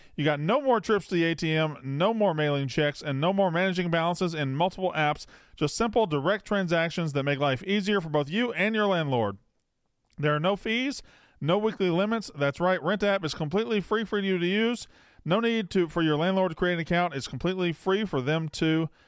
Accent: West Point, Mississippi, United States; moved away; I'm from, uh, East Mississippi. I'm from West Point, which is East.

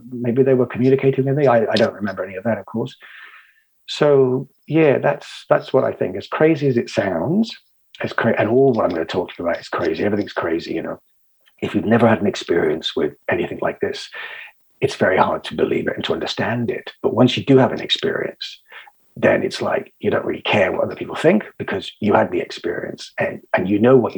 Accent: England, United Kingdom; also born or lived in Cotswolds / Israel / United States; I'm an Englishman

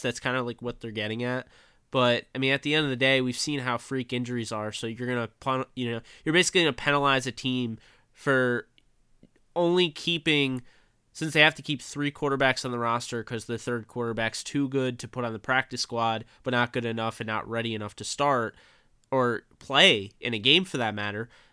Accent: New York, United States; growing up in New York as a Rams fan

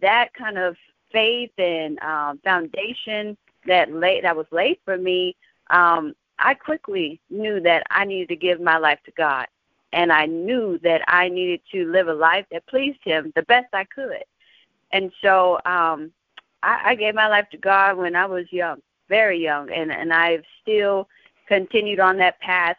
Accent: San Antonio, Texas, United States; I'm from San Antonio, Texas

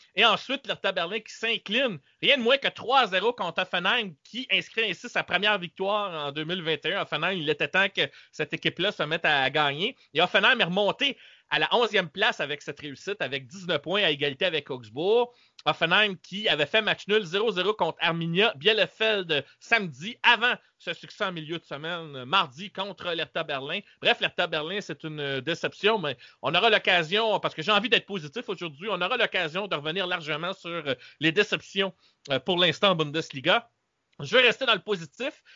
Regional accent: Quebec, Canada; ici chez nous au Québec

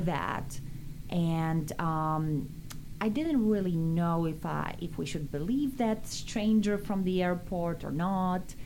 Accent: Bielsk Podlaski, Podlaskie Voivodeship, Poland; English is a second language; now in United States; how much we wanted to study English in our little town, Bielsk Podlaski

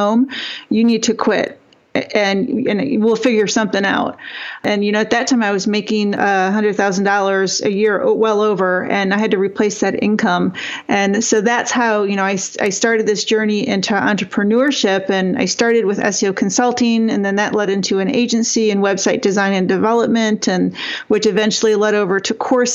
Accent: Northern Michigan, United States; I grew up really poor in Northern Michigan

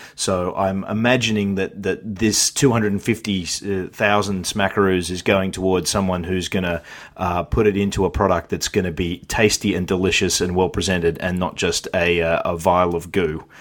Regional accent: Australia; I'm Australian

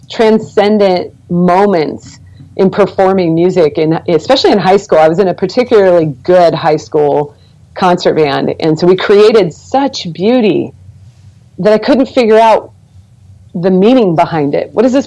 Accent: Portland, Oregon, United States; moved away; also born or lived in southern United States; I was raised in the Pacific Northwest. I'm from Portland, Oregon

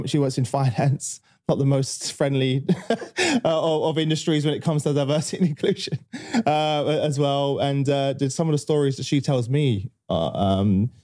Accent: London, United Kingdom; I grew up obviously in East London

